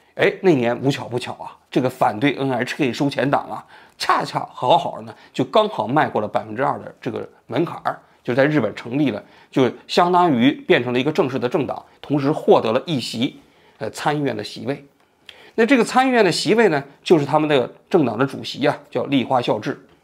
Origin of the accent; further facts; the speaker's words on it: China; now in Tokyo, Japan; 我们中国人